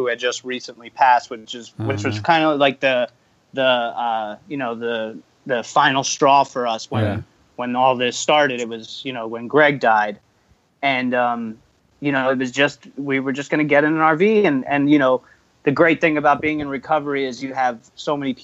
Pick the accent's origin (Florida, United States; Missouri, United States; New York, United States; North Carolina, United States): Florida, United States; now in California, United States; originally we're from Florida, but, you know, out here in California.